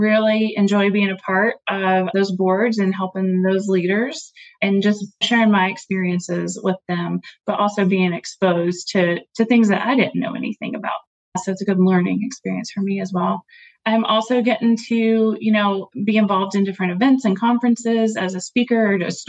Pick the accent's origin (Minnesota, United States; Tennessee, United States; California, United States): Tennessee, United States; moved away as an adult; My family and I just recently moved back to my home state of Tennessee